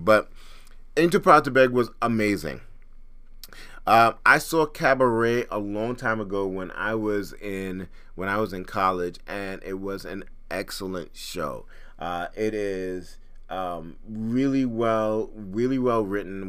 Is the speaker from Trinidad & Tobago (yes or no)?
yes; Trinidad & Tobago; I'm from Trinidad